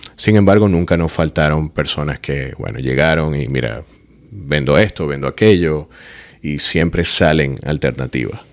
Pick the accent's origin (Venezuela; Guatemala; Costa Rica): Venezuela; moved away as an adult; also born or lived in Florence, Italy; now in Miami, United States; soy artista figurativo venezolano